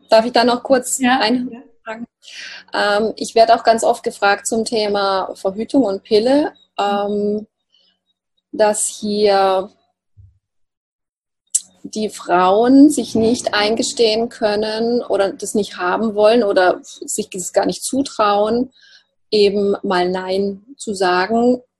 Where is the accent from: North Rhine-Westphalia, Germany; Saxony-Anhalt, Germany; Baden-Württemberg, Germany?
Baden-Württemberg, Germany; accent: Alemannic; Ich komme ja aus dem Alemannischen, aus dem Schwarzwalddorf, deshalb sage mir Ruhr.